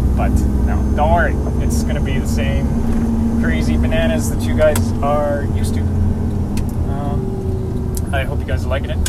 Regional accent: Canada; I'm Canadian

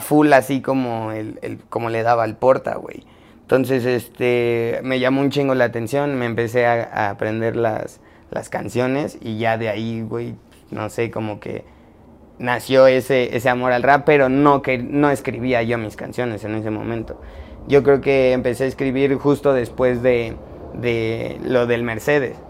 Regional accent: Mexico City, Mexico; soy chilango

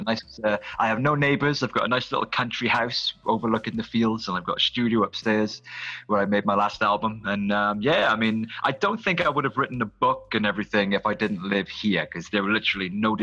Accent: South Wales, United Kingdom; also born or lived in Cardiff / Barry / Little Mill; I've always lived in South Wales. I've moved around a lot. I was born in Cardiff, raised in Barry for a few years

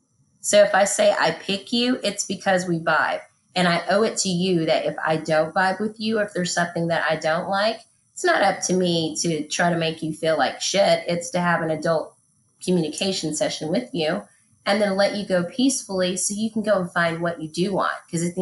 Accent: Texas, United States; I'm not going to take anything from East Texas with me, because that's old wineskins.

